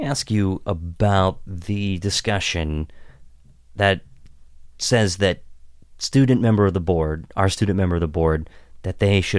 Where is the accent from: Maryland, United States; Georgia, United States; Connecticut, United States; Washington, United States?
Maryland, United States; Williamsport; I grew up in a small town in Western Maryland in Williamsport, and I grew up just outside of Williamsport.